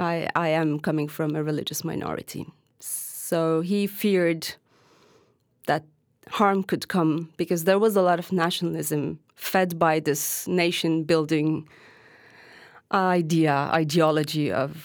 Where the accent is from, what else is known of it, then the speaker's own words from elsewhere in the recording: Hatay, Turkey; I'm from Hatay, which used to be called, in Arabic, used to be called Livaskenderun. And that is where my family is from, like my bigger family as well.